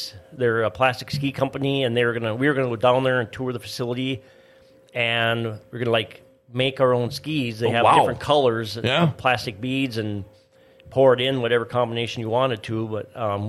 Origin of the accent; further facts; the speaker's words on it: Fosston area, Minnesota, United States; where I grew up around the Fossen area